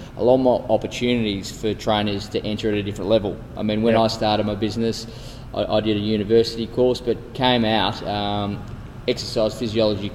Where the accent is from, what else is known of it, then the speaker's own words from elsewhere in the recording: Melbourne, Victoria, Australia; I was born in Melbourne.